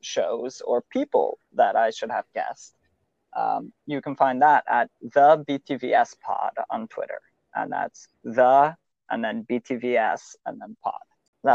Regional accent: Canada; I'm Canadian.

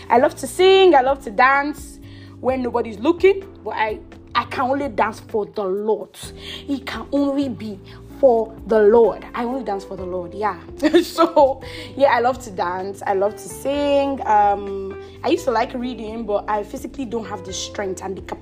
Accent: Edo, Nigeria; moved away as an adult; also born or lived in Abuja, Nigeria / Ota, Nigeria; now in Canada; I am an Edo girl. Proudly an Edo girl. My father and my mother, they're Edo. People do get me mixed up because of my surname, but I am fully from Edo State.

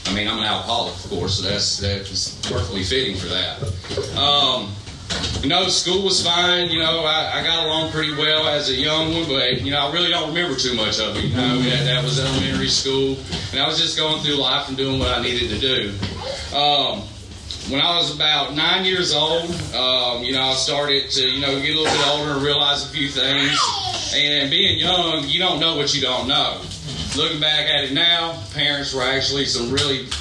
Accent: Greenville, South Carolina, United States; I was born in Greenville, South Carolina. Two parents and two younger siblings

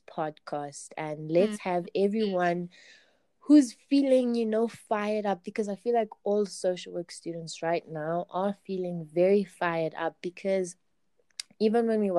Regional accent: Kempton Park, Gauteng, South Africa; I'm from Glen Marais in Kempton Park, also like in Joburg, it's in Joburg, the East Strand.

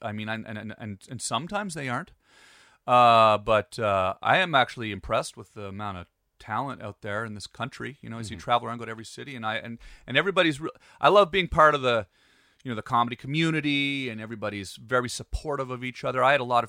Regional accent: Canada; moved away as an adult; also born or lived in Pembroke, Ontario; now in Los Angeles, United States; As a Canadian

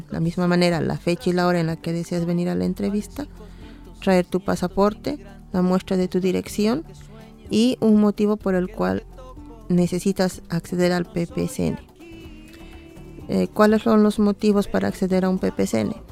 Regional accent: Bolivia; now in Dublin, Ireland; Soy boliviana irlandesa y vivo aquí ya desde, en Dublín desde hace 15 años.

